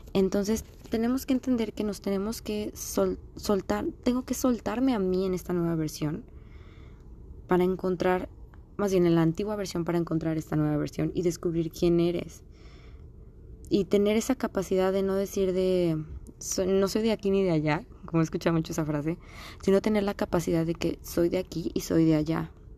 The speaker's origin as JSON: {"language": "Spanish", "country": "Mexico", "tie": "born or raised there", "moved": "as an adult", "lives_now": "United States", "said": "pues yo nací aquí en Estados Unidos, pero en sí mi tierra es México, obviamente, por mis papás, por todo, porque he vivido toda mi vida allá"}